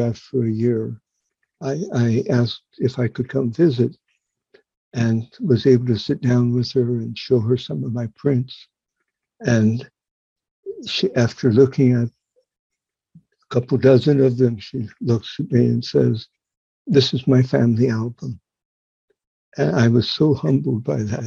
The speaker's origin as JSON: {"language": "English", "region": "Southern California", "country": "United States", "tie": "born or raised there", "said": "I grew up in Southern California as a third generation Native son"}